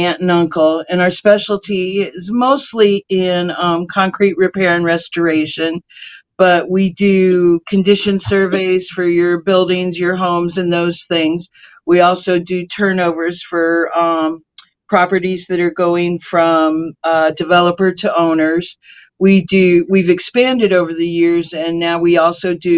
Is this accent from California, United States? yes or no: yes; California, United States; also born or lived in Kentucky; now in South Florida, United States; I am from California, was up in Kentucky, came down here to move my grandmother